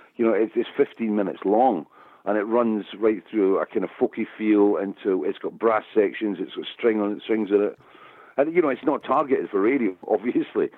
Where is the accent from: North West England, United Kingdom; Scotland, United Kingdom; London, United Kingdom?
Scotland, United Kingdom; I'm Scottish, I'm a storyteller